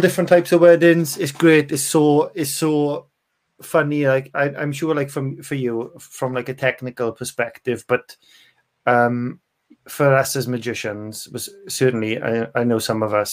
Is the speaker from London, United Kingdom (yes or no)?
no; Bridgend, Wales, United Kingdom; moved away as an adult; also born or lived in Aberdeen; I'm from Bridgend originally